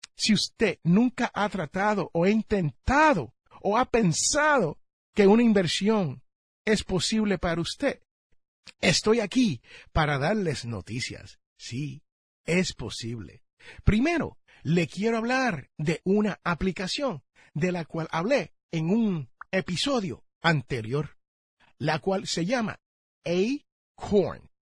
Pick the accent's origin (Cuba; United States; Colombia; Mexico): United States; aquí en el barrio donde yo nací